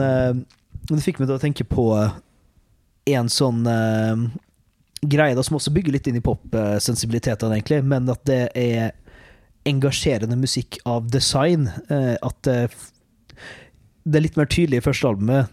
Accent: Molde, Møre og Romsdal, Norway; Jeg sitter jo og redigerer der eh, hjemme i Molde

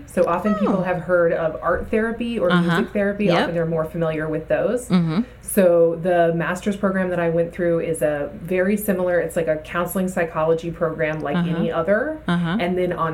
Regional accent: South Carolina, United States; now in Bay Area, California, United States; I'm from South Carolina originally

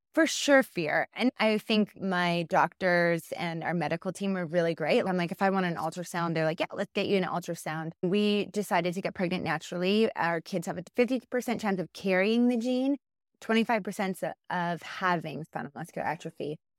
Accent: just outside of Winnipeg, Manitoba, Canada; moved away as an adult; now in Calgary, Canada; I was born and raised just outside of Winnipeg

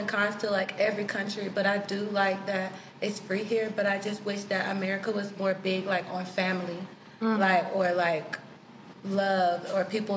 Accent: North Carolina, United States; also born or lived in Nigeria; I was raised in North Carolina

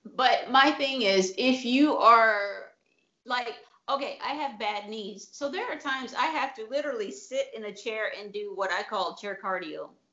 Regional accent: Tennessee, United States; now in Italy; I grew up in Tennessee

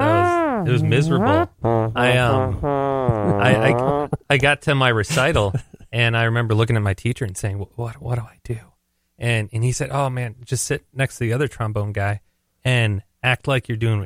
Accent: Winona, Minnesota, United States

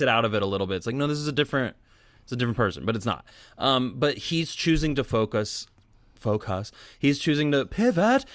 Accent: near the Westboro Baptist Church, Kansas, United States; I grew up near the Westboro Baptist Church

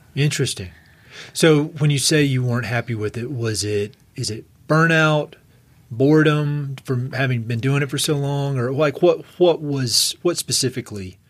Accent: East Coast, United States; now in Colorado, United States; I was from the East Coast

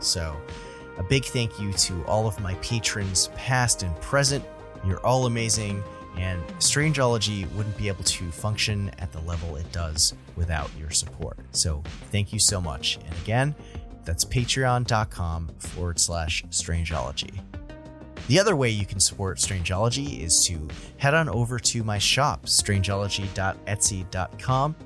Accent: New England, United States; I'm from New England, so I pronounce, uh, I pronounce the state it's from, uh, like, uh, Nevada

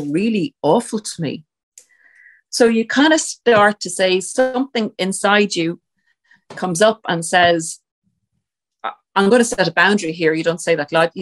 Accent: Ireland; we're Irish

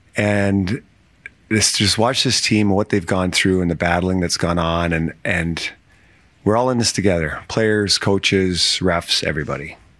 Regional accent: Canada; being a Canadian kid growing up

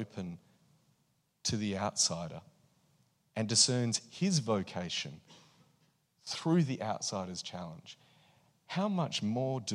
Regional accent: Australia; I'm Australian and I'm here as a visitor

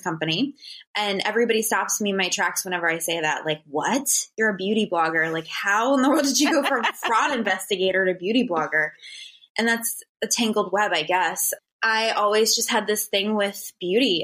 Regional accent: Northeast Ohio, United States; moved away as an adult; now in California, United States; I'm from Ohio

